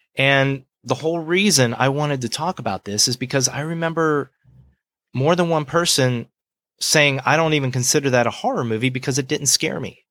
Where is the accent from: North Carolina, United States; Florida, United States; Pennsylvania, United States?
Florida, United States; Gulf Breeze; I'm from Gulf Breeze, Florida